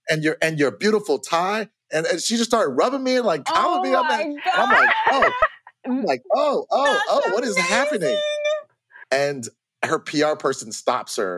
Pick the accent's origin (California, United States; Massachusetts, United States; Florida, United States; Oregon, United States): Florida, United States; now in Los Angeles, United States; I'm from Florida